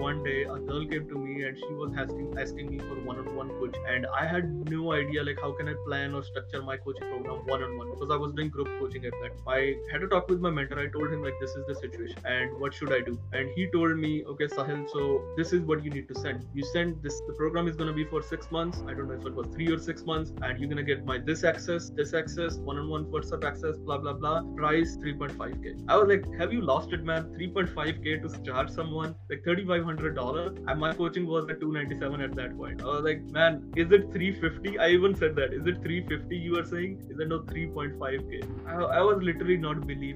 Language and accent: English; India; being an Indian